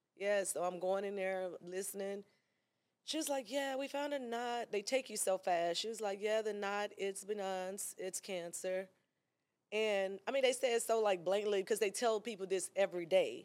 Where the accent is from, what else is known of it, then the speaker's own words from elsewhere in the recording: Memphis, Tennessee, United States; moved away as an adult; now in Atlanta, United States; I'm from Memphis, girl. I was hot there